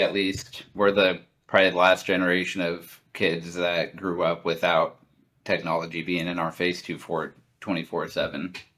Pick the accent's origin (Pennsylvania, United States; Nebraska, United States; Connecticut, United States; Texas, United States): Nebraska, United States; Lincoln; moved away as an adult; growing up in Lincoln to, to living in such a huge city now